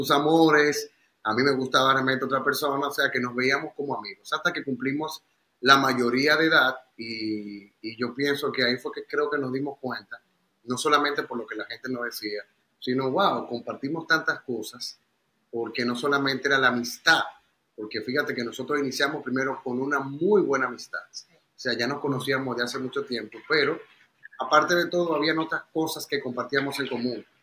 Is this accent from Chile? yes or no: no; Dominican Republic; nosotros, eh, nuestro principal sello es que somos hijos de Dios y esta es nuestra mayor realmente identidad y esto es lo que hacemos aquí en República